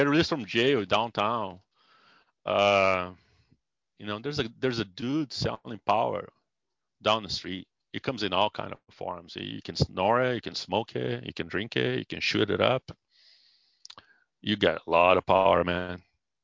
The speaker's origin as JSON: {"language": "English", "country": "Brazil", "also_born_or_lived": "San Diego, United States", "second_language": "English", "moved": "as an adult", "lives_now": "United States", "said": "In Brazil, I was a psychologist."}